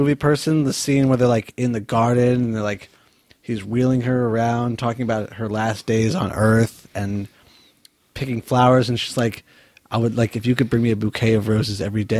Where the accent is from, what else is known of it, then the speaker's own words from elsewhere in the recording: Northeast, United States; I grew up in the Northeast as well.